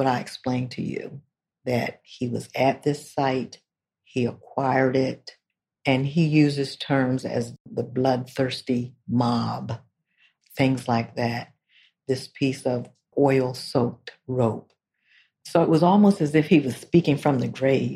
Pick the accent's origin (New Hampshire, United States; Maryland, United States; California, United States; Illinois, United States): Maryland, United States; Salisbury; I'm from Salisbury, Maryland